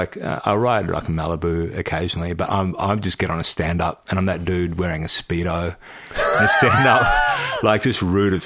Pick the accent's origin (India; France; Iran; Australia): Australia; also born or lived in Darwin, Northern Territory / Broome, Western Australia / Perth, Western Australia; I grew up in Darwin and Broome, and a bit in Perth too